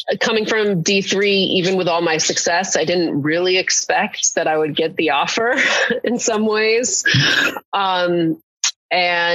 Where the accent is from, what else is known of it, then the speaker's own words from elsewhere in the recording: West Coast, United States; also born or lived in Williamstown, Massachusetts; now in Los Angeles, United States; And I'm from the West Coast originally.